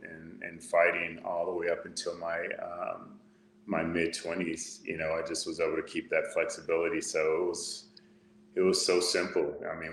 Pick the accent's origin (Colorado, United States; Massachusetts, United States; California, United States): California, United States; Fresno; I was born in Fresno, California